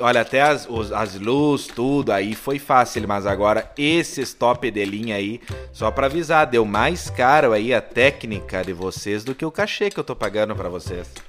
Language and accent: Portuguese; Rio Grande do Sul, Brazil; a gente é daqui do Sul